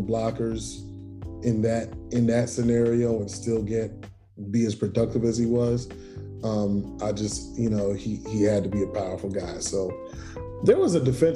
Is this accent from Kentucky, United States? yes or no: no; New York, United States; being a New Yorker